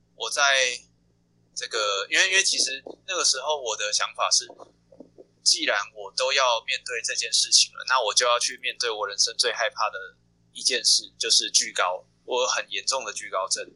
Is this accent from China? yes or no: no; Taiwan; also born or lived in Xindian; 我是台北人台北人台湾的台北人。从小就在台北生活，从小就在台北出，就在台北生活，都没有离开对，对，对哦，从，也，也不算，就是从小是从，呃，戏子长大，就是我是台北人，但我在戏子长大，然后嗯一直到国小六年级，五年级，五年级才到 新店，然后就一直在台北生活这样子